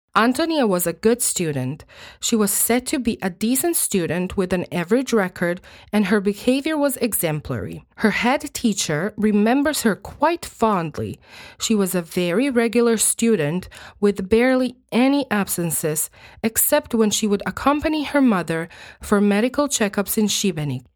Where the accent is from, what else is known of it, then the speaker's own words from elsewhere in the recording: Croatia; first language Croatian; English is a second language; I was born and raised in Croatia, and I still live here